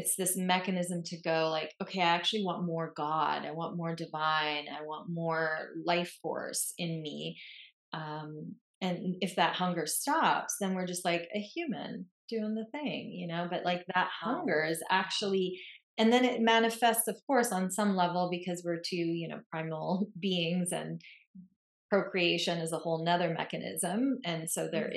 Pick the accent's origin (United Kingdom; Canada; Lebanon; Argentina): Lebanon; moved away; I grew up in Lebanon in the Middle East